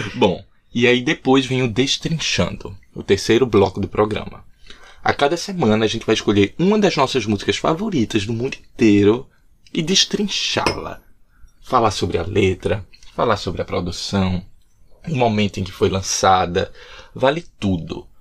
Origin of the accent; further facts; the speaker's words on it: Recife, Pernambuco, Brazil; moved away as an adult; also born or lived in João Pessoa, Brazil; now in Dublin, Ireland; Eu sou de Recife.